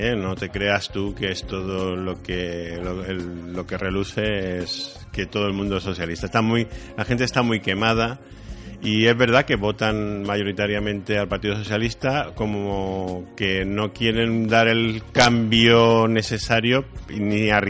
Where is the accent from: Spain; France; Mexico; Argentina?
Spain; Andalusia; Soy andaluz, sí.